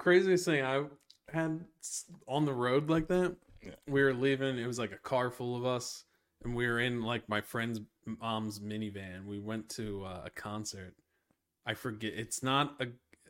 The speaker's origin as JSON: {"language": "English", "town": "Pottstown", "region": "Pennsylvania", "country": "United States", "tie": "born or raised there", "also_born_or_lived": "Delaware County, Pennsylvania", "said": "I'm from Delco."}